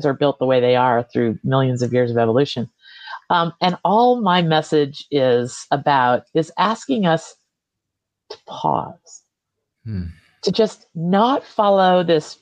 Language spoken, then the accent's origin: English; United States; also born or lived in Vermont, United States; we Americans